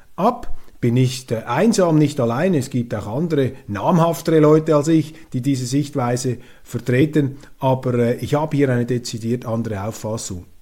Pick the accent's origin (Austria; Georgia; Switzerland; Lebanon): Switzerland; als Schweizer bin ich ja auch Europäer